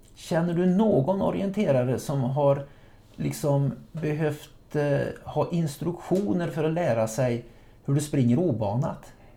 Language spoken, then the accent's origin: Swedish; Trollhättan, Västra Götaland, Sweden; moved away; nere i Västsverige jag kommer ifrån